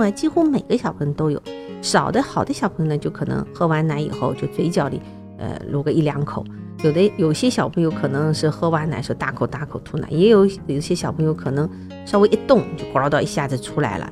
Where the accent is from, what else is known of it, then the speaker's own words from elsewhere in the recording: China; 因为我们中国人吃的东西实在太多